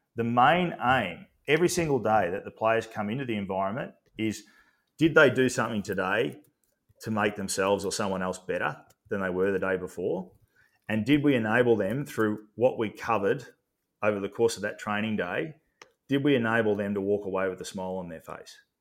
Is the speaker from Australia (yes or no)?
yes; Australia; as an Aussie bloke